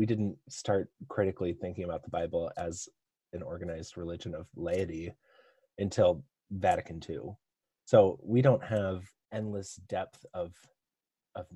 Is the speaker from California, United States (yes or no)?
no; Iowa, United States; moved away as an adult; now in Twin Cities, United States; I am up in the Twin Cities now, but I grew up with Ross in Iowa